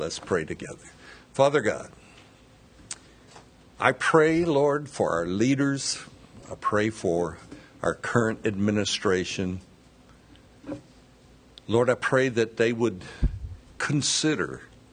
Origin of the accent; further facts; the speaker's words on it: United States; as an American